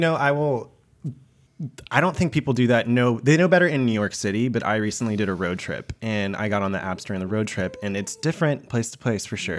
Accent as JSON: {"language": "English", "country": "Japan", "tie": "born or raised there", "said": "I was born in Japan"}